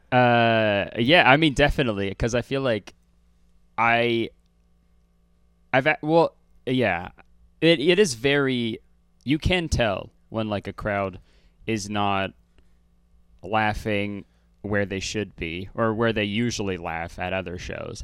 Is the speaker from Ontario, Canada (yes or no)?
yes; Hamilton, Ontario, Canada; born or raised there